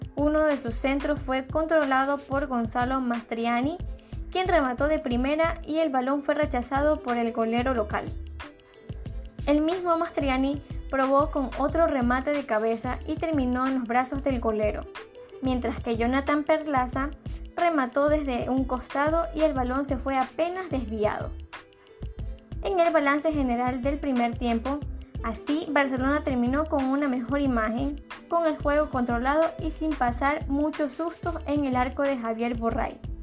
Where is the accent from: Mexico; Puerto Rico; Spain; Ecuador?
Ecuador; los ecuatorianos volvimos a ser los protagonistas